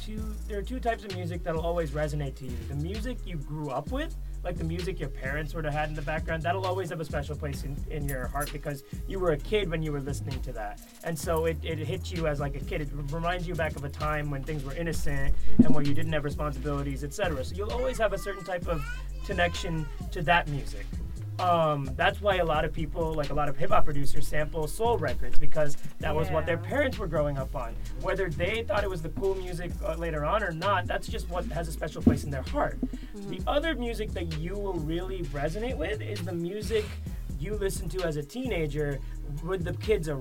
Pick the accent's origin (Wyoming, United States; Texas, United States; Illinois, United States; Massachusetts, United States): Massachusetts, United States; Boston; I went to Boston High School in Boston.